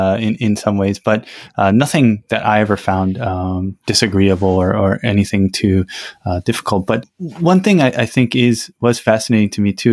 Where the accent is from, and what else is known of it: United States; moved away; also born or lived in South Korea